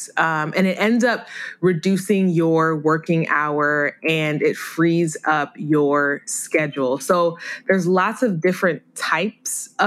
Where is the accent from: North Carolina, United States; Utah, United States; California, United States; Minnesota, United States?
Minnesota, United States; I was born and raised in Minnesota